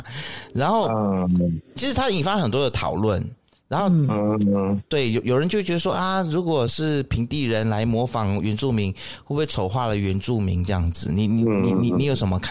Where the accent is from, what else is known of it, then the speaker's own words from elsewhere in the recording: Malaysia; 就相比较我们马来西亚，马来西亚的话，可能在原住民母语教育上面就比较少看到有这么多的努力嘛，对不对？